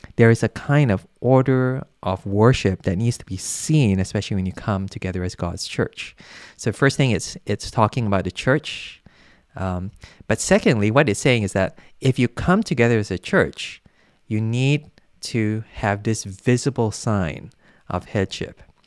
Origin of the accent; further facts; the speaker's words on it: Malaysia; I come from Malaysia